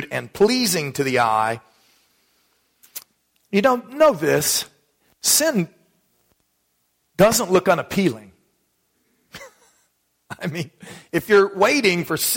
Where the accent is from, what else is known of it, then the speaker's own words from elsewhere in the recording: Dallas, Texas, United States; When I was a kid growing up in Texas